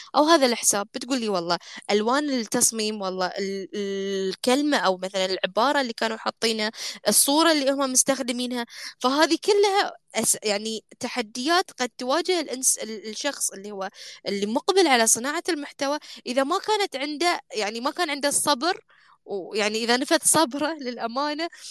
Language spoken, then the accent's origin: Arabic; Bahrain; احنا عندنا في البحرين